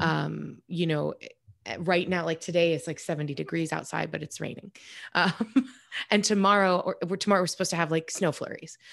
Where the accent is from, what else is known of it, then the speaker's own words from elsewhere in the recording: New York, United States; moved away; I'm from New York originally